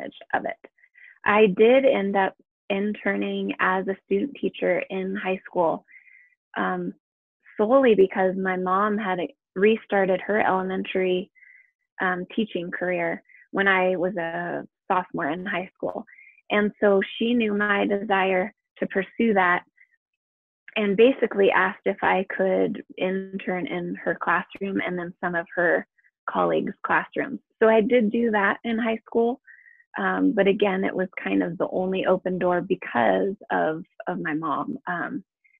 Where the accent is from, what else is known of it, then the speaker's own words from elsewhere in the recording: San Diego, California, United States; moved away as an adult; now in Colorado, United States; I grew up in San Diego, where the weather is pretty temperate all year round.